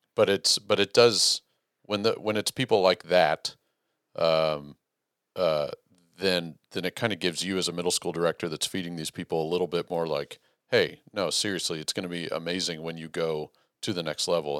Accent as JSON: {"language": "English", "region": "Texas", "country": "United States", "said": "as a Texan"}